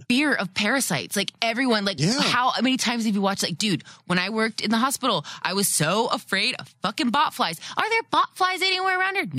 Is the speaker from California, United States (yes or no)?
yes; California, United States; I grew up in California